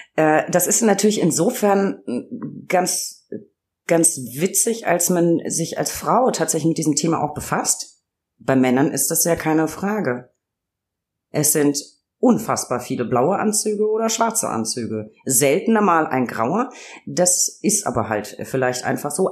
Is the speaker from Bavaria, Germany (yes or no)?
yes; Franconia, Bavaria, Germany; accent: Lower Franconian; ich liebe meinen mein Heimatdialekt. Ich komme aus Franken, also auch Weingegend